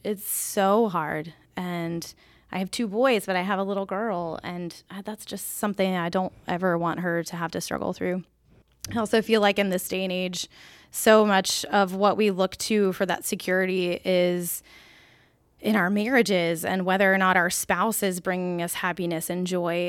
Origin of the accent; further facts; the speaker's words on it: Peachtree City, Georgia, United States; moved away; I'm from Peachtree City